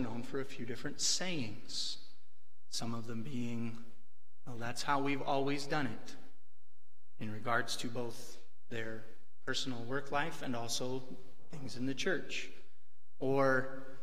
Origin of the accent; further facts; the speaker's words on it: Western Washington, United States; when I was growing up in Western Washington, I grew up in a dairy farming community